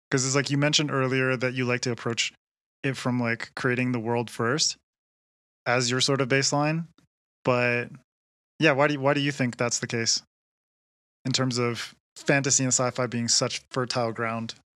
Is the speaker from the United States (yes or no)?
no; Canada; now in Quito, Ecuador; I'm from Canada and I live in Ecuador